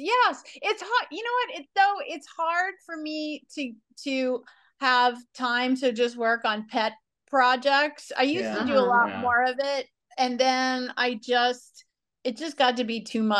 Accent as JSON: {"language": "English", "town": "New Orleans", "region": "Louisiana", "country": "United States", "tie": "born or raised there", "moved": "as an adult", "lives_now": "Los Angeles, United States", "said": "I was born in New Orleans, which when I was born, and still to this day, is not the capital of the entertainment business."}